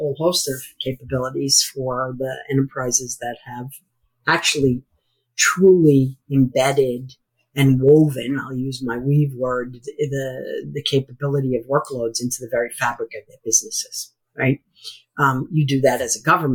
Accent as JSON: {"language": "English", "country": "United States", "also_born_or_lived": "Merrimack, New Hampshire", "said": "I'm an American."}